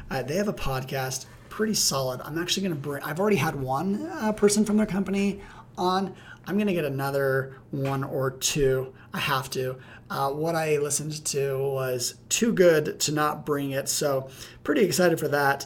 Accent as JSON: {"language": "English", "region": "Utah", "country": "United States", "tie": "born or raised there", "said": "my home state of Utah"}